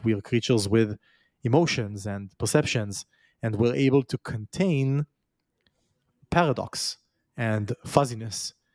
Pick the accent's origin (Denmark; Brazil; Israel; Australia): Israel; moved away; I was born in Israel. I was raised in Israel. Now I've left it